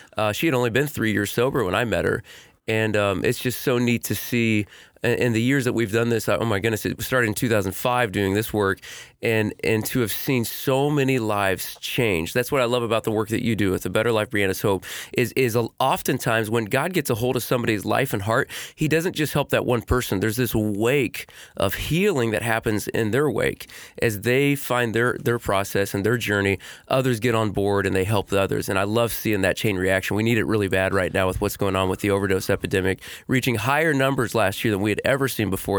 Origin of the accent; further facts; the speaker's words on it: Portland, Indiana, United States; I am born and raised in Portland, Indiana